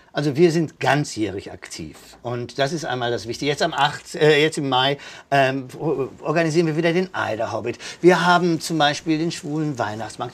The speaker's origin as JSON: {"language": "German", "town": "Kevelaer", "region": "North Rhine-Westphalia", "country": "Germany", "tie": "born or raised there", "also_born_or_lived": "Basel / Baden-Baden / Bonn", "moved": "yes", "lives_now": "Cologne, Germany", "said": "ich komme gebürtig aus Kevela am Niederrhein, Deutschlands größter Marienwallfahrtsort"}